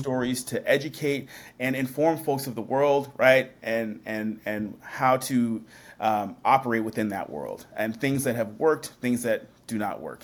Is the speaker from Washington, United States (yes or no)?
yes; Washington, United States; also born or lived in Seattle, Washington / Puyallup, Washington / Tacoma, Washington; I grew up in Washington State